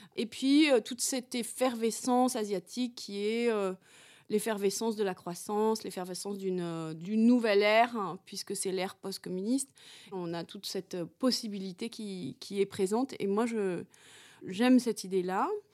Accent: France; moi, en tant que Française

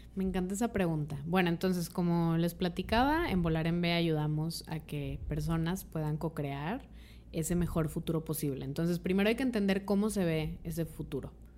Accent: Mexico; como mexicanas, mexicanos

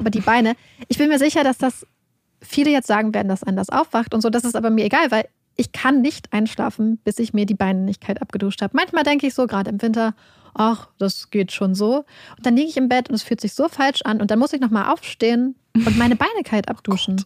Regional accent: Northern Germany, Germany; wir kommen ja aus Norddeutschland

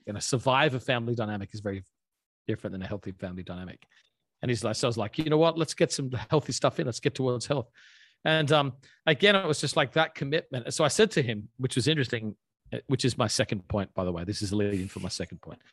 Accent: Australia; moved away as an adult; I grew up in Australia. Um, I lived there until I was 20

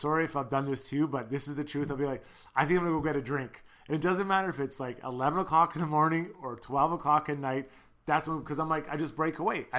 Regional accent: Canada; as a Canadian

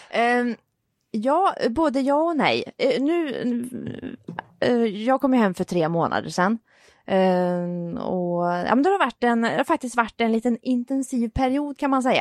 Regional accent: Vänersborg, Västra Götaland, Sweden; i min hemstad

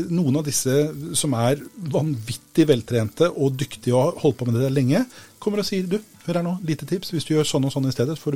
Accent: Sandefjord, Vestfold, Norway; Jeg er fra Sandfjord.

